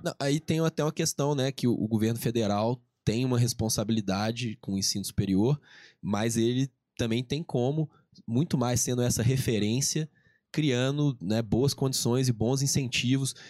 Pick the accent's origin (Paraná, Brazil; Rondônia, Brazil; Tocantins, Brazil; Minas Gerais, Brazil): Minas Gerais, Brazil; accent: mineiro; eu aqui como mineiro, né, vocês já sacaram pelo sotaque